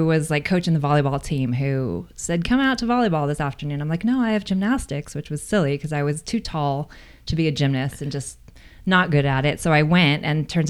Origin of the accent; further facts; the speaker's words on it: San Diego, California, United States; I grew up in San Diego, North County.